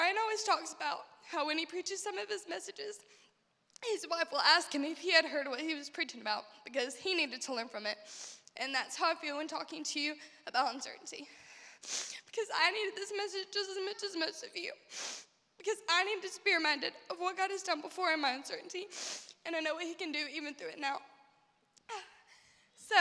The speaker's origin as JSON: {"language": "English", "town": "Shelby", "country": "United States", "tie": "born or raised there", "said": "here in my hometown."}